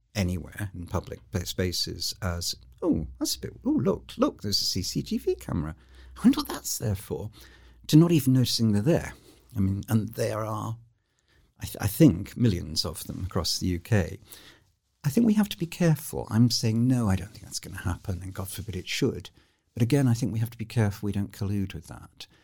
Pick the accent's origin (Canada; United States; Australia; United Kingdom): United Kingdom; I am such a Brit, um, but an ambivalent Brit